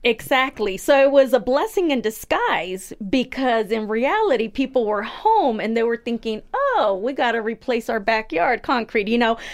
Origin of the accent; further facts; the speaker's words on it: United States; I was born here myself